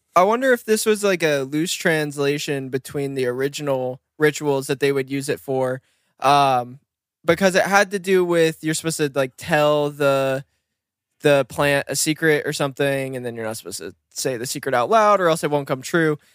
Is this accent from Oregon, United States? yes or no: yes; Bend, Oregon, United States; moved away; also born or lived in Bakersfield, California; growing up in Bend